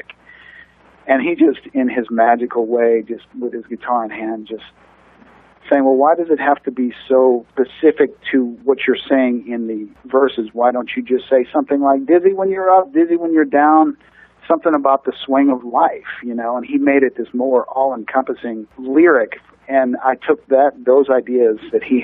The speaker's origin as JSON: {"language": "English", "town": "St. Louis", "region": "Missouri", "country": "United States", "tie": "born or raised there", "also_born_or_lived": "New York", "moved": "as an adult", "lives_now": "Nashville, United States", "said": "growing up in St. Louis"}